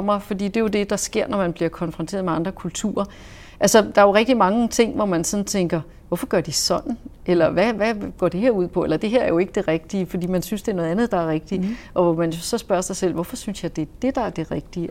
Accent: Denmark; also born or lived in Saudi Arabia

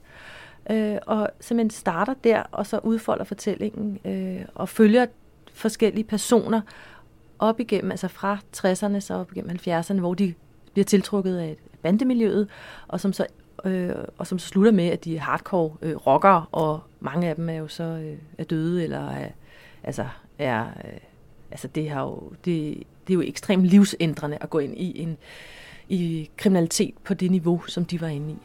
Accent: Copenhagen, Capital Region of Denmark, Denmark; jeg voksede op på Amager

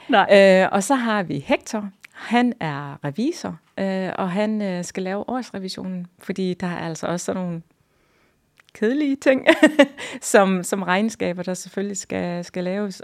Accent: Hjørring, North Denmark Region, Denmark; now in Hirtshals, Denmark; så kommer jeg jo fra Jørgen. Jeg er opvokset i, i Jørgen. Det er min by.

